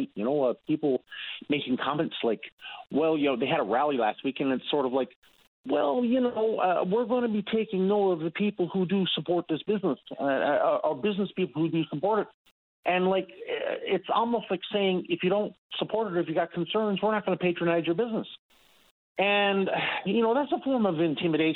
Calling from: Newfoundland and Labrador, Canada; moved away; I'm an expat

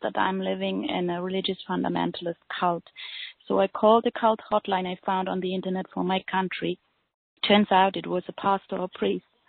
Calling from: Germany; I'm calling from Germany

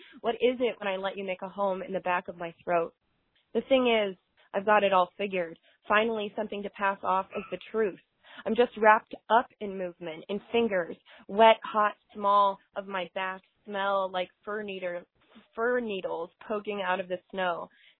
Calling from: Indianapolis, Indiana, United States; I'm calling from Indianapolis, Indiana

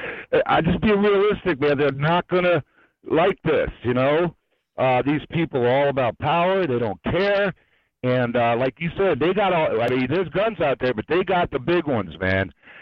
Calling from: South Carolina, United States; South Carolina.

